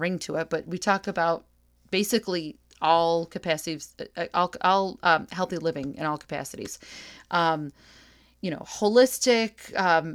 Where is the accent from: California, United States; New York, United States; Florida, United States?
New York, United States; New Hartford; from upstate New York, like myself. I'm from New Hartford.